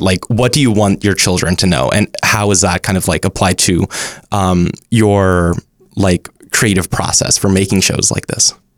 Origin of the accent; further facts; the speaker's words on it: Dallas, Texas, United States; now in Los Angeles, United States; I'm from Dallas